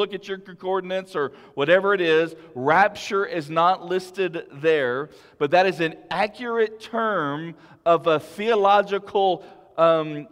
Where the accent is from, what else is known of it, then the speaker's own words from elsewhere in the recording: Big Lake, United States; my small church I grew up in Big Lake